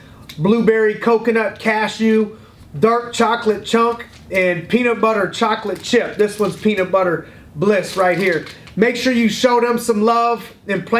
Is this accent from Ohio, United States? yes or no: yes; Youngstown, Ohio, United States; my hometown, Youngstown, Ohio